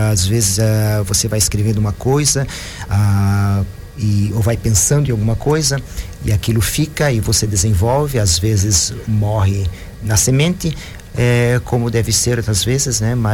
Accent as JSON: {"language": "Portuguese", "town": "Joinville", "region": "Santa Catarina", "country": "Brazil", "tie": "born there", "said": "Sou nascido em Joinville."}